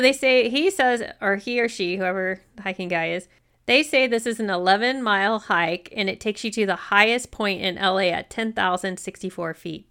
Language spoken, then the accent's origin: English; United States; I'm American